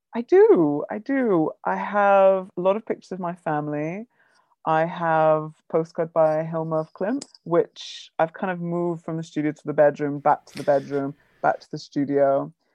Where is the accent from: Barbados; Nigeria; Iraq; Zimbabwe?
Barbados; Bridgetown; moved away; I grew up in the Caribbean